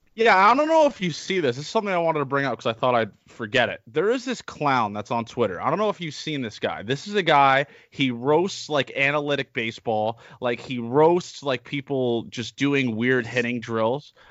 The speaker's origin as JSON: {"language": "English", "country": "Canada", "said": "we're from Canada, you"}